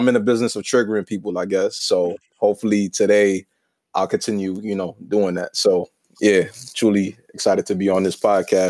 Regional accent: New York City, New York, United States; I'm a West African and a city kid from the boogie down Bronx

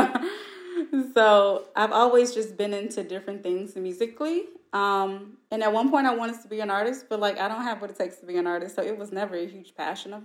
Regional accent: St. Louis, Missouri, United States; moved away; I'm from St. Louis originally

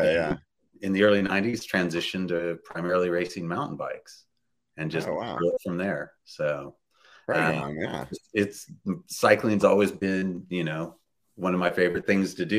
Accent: Bakersfield, California, United States; growing up in Bakersfield

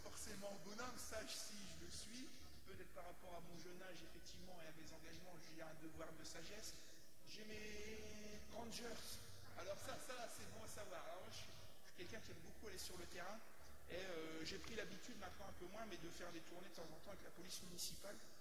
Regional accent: the North, Hauts-de-France, France; accent: du Nord; j'ai l'accent du Nord

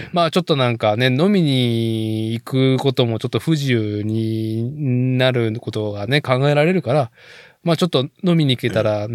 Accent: Nagoya, Aichi, Japan; now in Chita Peninsula, Japan; 僕、名古屋生まれ、名古屋育ちで、

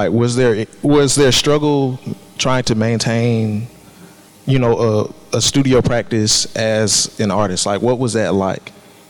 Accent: Columbus, Ohio, United States; I grew up in Columbus, and I remember my dad taking me to the Columbus Museum and seeing that bonfire painting.

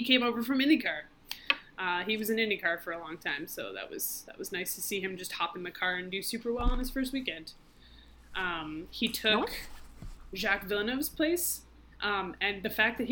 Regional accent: United States; as an American

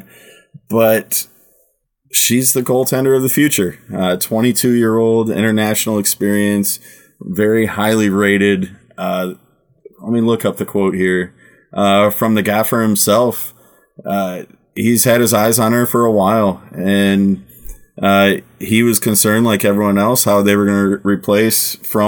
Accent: United States; now in Germany; I'm American. I struggle with German for the amount of time I live there

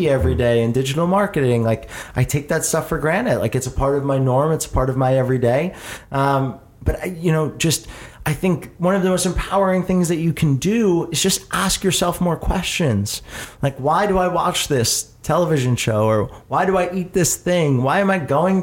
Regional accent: Jersey Shore, New Jersey, United States; also born or lived in Philadelphia; I moved to the Jersey Shore and then spent my entire childhood growing up as a kid at the Jersey Shore

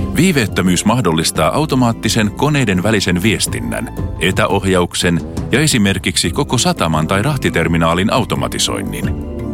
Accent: Helsinki, Uusimaa, Finland; Rakas kotikaupunkini

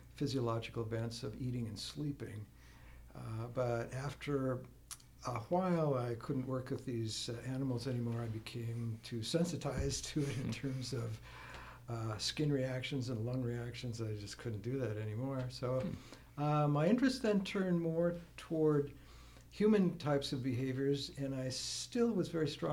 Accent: small town near Fargo, North Dakota, United States; moved away as an adult; also born or lived in Washington, D.C. / Pennsylvania; now in Wisconsin, United States; I grew up in North Dakota, not far from home, small town near Fargo

